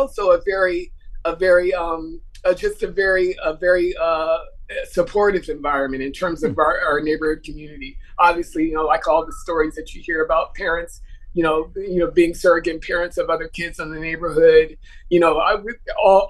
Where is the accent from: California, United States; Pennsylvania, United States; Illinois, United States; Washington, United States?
California, United States; Los Angeles; moved away as an adult; also born or lived in Munich / France; I grew up in Leimert Park